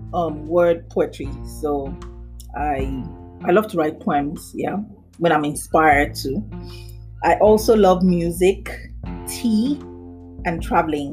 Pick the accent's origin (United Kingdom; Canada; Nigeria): Nigeria; Nembe, Bayelsa; now in Lagos, Nigeria; I'm Nigerian and I'm from the Nembe tribe, Bayelsa State